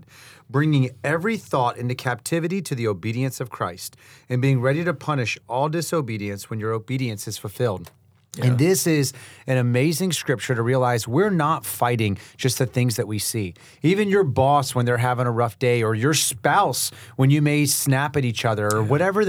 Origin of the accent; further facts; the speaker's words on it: Haiti; And that's growing up in Haiti. you know, in an environment where there's a lot of demonic power.